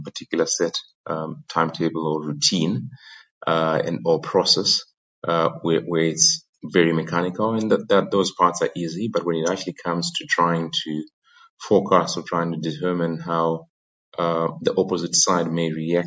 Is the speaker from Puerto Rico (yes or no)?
no; Zimbabwe; moved away as an adult; also born or lived in Oxford / New York / London; Born and bred in Zim